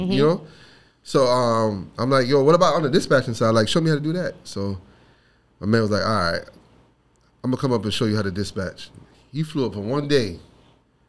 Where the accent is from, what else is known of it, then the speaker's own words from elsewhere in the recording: New York City, New York, United States; moved away as an adult; also born or lived in Flatbush, Brooklyn; now in Atlanta, United States; I was probably like 4 years old. We moved to East New York. Grew up in East New York. All the way till I was 19